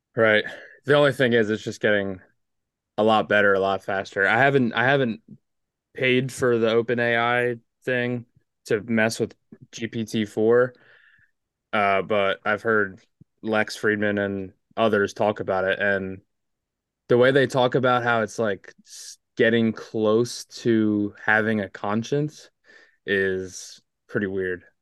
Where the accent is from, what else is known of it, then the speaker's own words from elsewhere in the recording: East Coast, United States; I'm from the East Coast